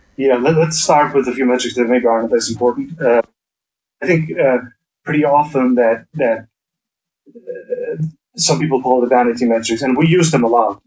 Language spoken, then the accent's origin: English; Faroe Islands; I'm actually from the Faroe Islands